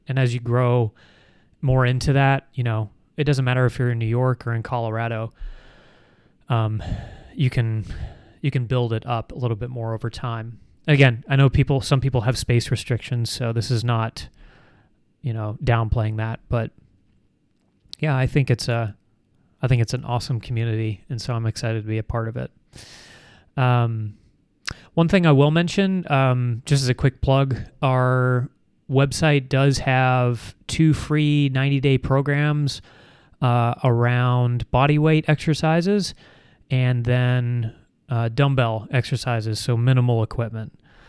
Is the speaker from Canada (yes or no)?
yes; Canada; Me personally, I'm actually from Canada.